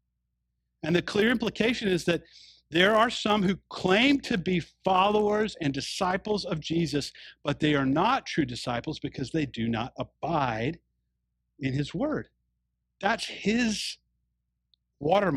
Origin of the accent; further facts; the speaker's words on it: the South, United States; when I was growing up in the South